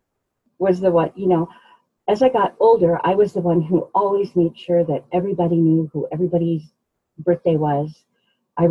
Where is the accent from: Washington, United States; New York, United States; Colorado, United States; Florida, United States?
Colorado, United States; Denver; also born or lived in Fort Collins; I actually grew up here in Denver. The neighborhood is called Montclair